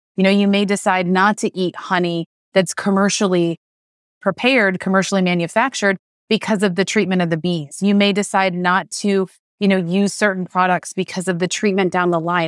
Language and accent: English; Western New York, United States; I grew up in Western New York